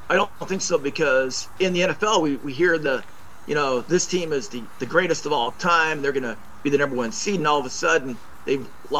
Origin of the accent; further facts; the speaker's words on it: Oregon, United States; And I grew up in Oregon.